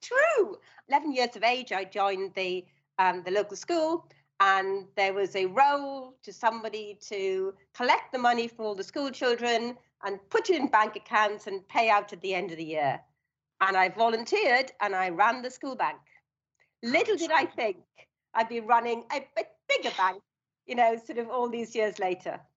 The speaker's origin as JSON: {"language": "English", "town": "Swansea", "region": "Wales", "country": "United Kingdom", "tie": "born or raised there", "also_born_or_lived": "London", "moved": "as an adult", "said": "I was born in Swansea in South Wales."}